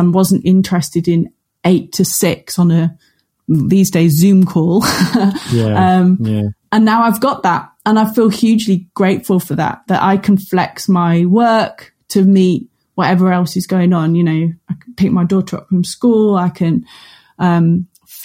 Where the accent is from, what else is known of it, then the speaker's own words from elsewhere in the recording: Cumbria, North West England, United Kingdom; moved away as an adult; also born or lived in Luton; I'm from Cumbria, off a farming background